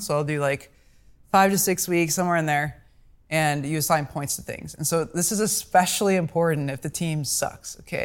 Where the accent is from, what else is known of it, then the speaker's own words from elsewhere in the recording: Omaha, Nebraska, United States; I'm from Omaha's